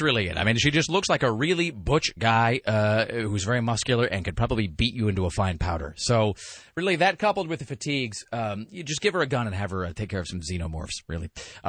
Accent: Kennewick, Washington, United States; moved away; also born or lived in Spokane; I am, in fact, from, and not even a good part of Kennewick.

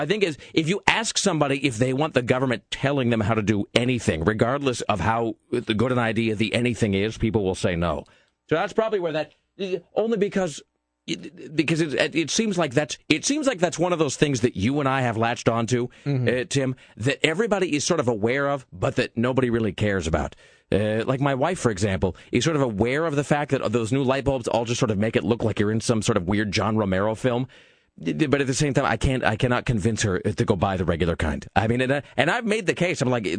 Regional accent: California, United States; I'm from California, actually, and, I'm here for like 7 days

